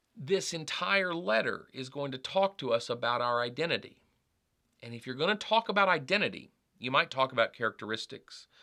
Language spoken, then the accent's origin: English; United States; I identify, uh, as an American